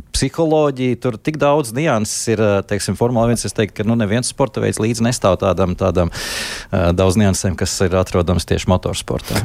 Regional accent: Valmiera, Vidzeme, Latvia; es esmu no Valmieras puses

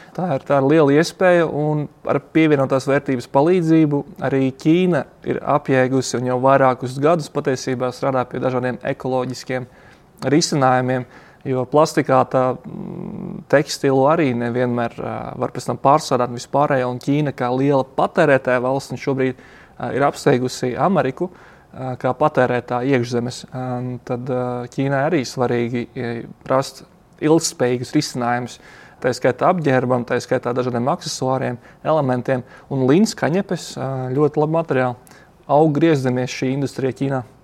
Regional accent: Ludza, Latgale, Latvia; moved away as an adult; now in China; pats uzaugu Ludzā

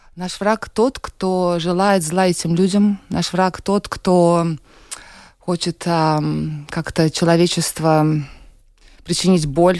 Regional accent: Saint Petersburg, Russia; moved away as an adult; now in Latvia; я из России, угу. родилась, выросла в Санкт-Петербурге. Вот в Латвии три года сейчас мы с мужем живем

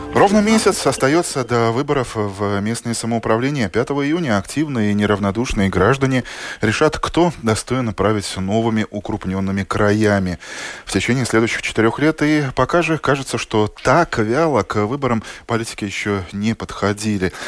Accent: Latvia

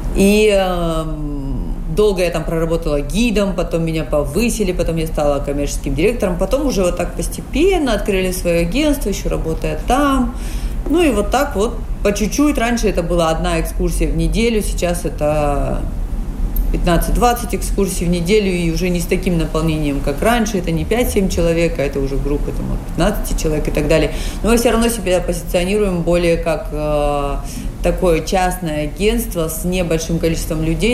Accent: Kazakhstan; moved away as an adult; now in Dominican Republic; я сама из Казахстана. А, живу в Доминикане уже больше 9 лет

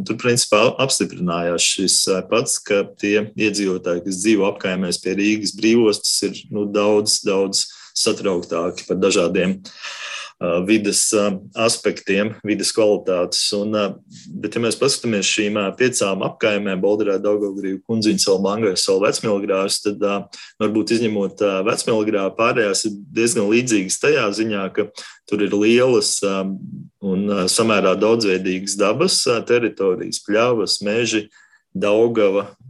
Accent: Riga, Latvia; Es esmu uzaugusi Ilģuciemā, Ilģuciemā un Dzirciemā uz robežas

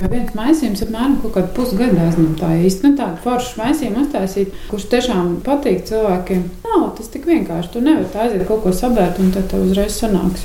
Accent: Ķekava, Ķekava Municipality, Latvia; also born or lived in Riga; now in Salaspils, Latvia; Un es esmu dzimusi pāri upītei Vimbu krogā

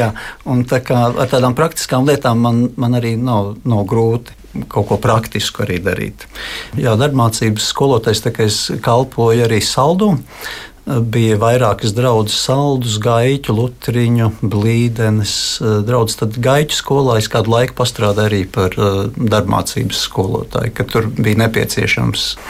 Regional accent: Riga, Latvia; esmu dzimis un uzaugusi Rīgā

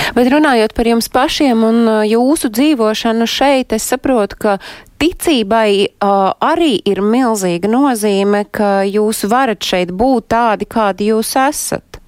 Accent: Latvia; mēs paši latvieši

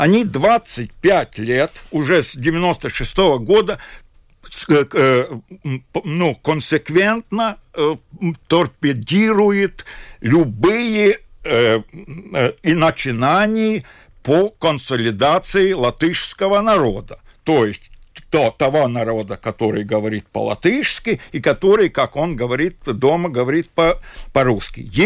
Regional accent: Latvia; Хотя бы он такой же, э, ну, как я говорю, латыш, как и я.

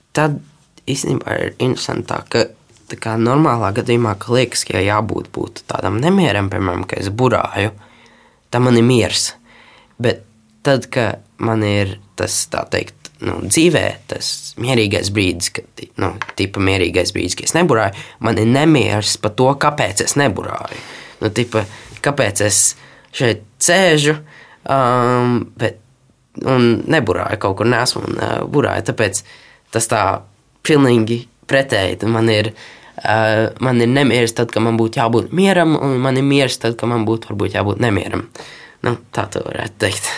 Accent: Latvia; also born or lived in Tenerife, Spain; es esmu latvietis

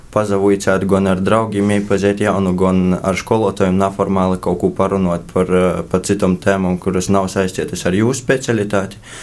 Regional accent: Rēzekne, Latgale, Latvia; es visu dzīvi esmu atdzīvojis Riezeknī

